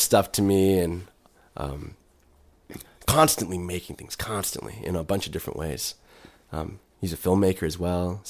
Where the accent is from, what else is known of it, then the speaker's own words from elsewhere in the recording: Plainview, Texas, United States; there's a fondness that I have of growing up in Plainview, sure. but I couldn't live there again.